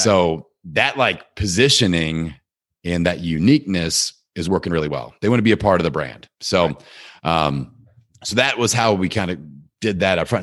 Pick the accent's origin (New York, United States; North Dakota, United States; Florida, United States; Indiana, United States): Indiana, United States; Bloomington; my hometown of Bloomington, Indiana, where Indiana University is located